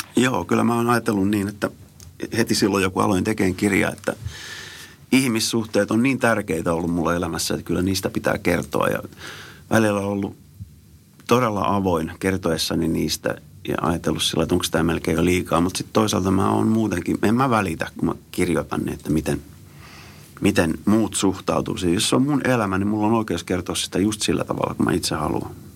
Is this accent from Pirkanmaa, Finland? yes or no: yes; Tampere, Pirkanmaa, Finland; moved away as an adult; also born or lived in Sweden / New York, United States; mä oon Suomesta